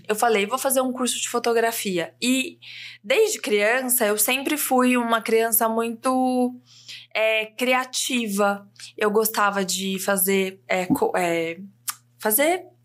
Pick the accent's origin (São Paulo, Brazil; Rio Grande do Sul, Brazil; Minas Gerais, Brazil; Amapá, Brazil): São Paulo, Brazil; Ribeirão Preto; moved away as an adult; now in São Paulo, Brazil; uma menina do interior de São Paulo, nasci em Ribeirão Preto e morei em Ribeirão, fiz faculdade lá. Daí, com 21 anos, vim para São Paulo.